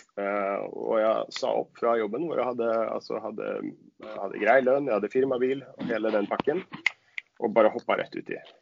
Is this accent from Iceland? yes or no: no; Sweden; Norwegian is a second language; moved away as an adult; now in Oslo, Norway; jeg er svensk